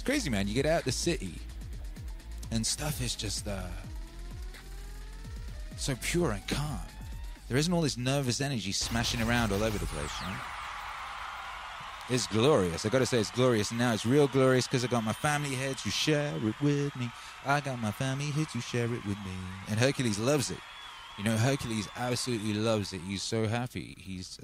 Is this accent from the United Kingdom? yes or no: yes; Wales, United Kingdom; also born or lived in Los Angeles; now in Texas, United States; I grew up in the countryside. I grew up in Wales.